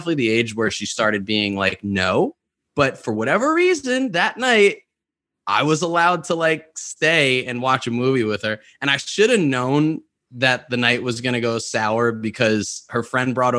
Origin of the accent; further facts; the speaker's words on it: New York, United States; I grew up in New York where there are very little to no tornadoes